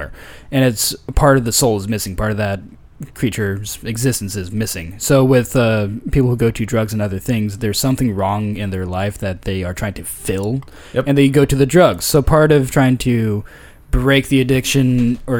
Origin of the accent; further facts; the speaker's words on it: Paradise, California, United States; I'm from Paradise